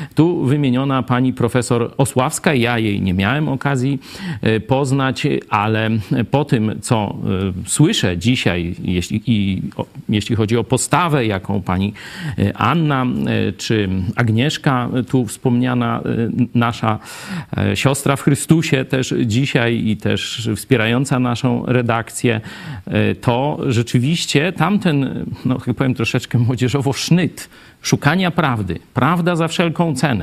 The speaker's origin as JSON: {"language": "Polish", "town": "Kraśnik", "region": "Lublin Voivodeship", "country": "Poland", "also_born_or_lived": "Kraków", "moved": "yes", "said": "pochodzę z tu lubelskiego, z Lublina, z Kraśnika"}